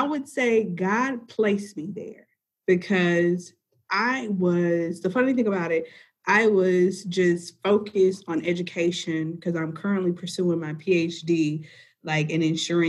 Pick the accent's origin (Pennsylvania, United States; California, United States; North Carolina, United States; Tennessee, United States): Tennessee, United States; Memphis; I am from Memphis.